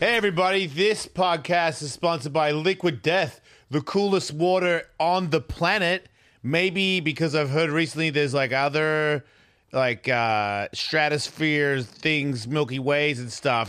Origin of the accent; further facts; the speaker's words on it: Australia; I'm Australian